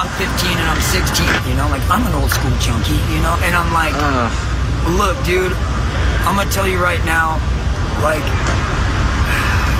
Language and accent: English; United States; moved away as an adult; now in San Francisco, United States; Louisiana, Texas area